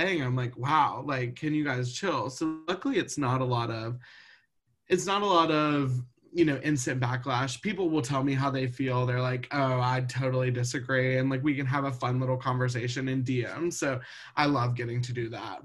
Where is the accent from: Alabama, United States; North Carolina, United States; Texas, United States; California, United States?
Alabama, United States; Montgomery; moved away as an adult; now in Atlanta, United States; I'm from Montgomery, Alabama, so also little and fun, and about 45 minutes from Auburn. I moved to Atlanta after college.